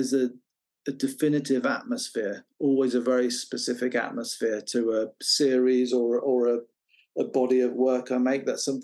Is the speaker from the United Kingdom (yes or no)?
yes; England, United Kingdom; And then for a long time, growing up in the Midlands, I'd been playing around with the idea of taking pictures